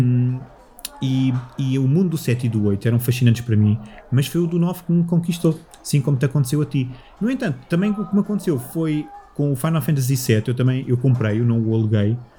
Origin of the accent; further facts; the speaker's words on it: Moscavide, Lisbon, Portugal; now in Loures, Portugal; eu cresci em Moscavide com, com os meus avós